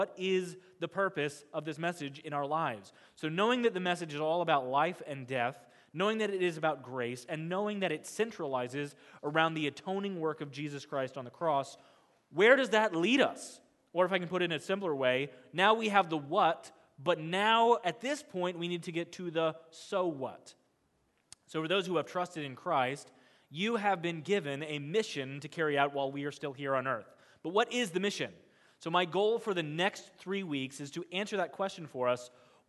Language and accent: English; Kansas, United States; You have to understand that I grew up in Kansas. I grew up on farmland.